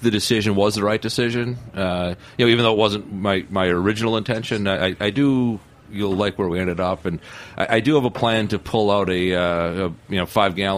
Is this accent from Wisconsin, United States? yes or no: yes; Wisconsin, United States; now in New York, United States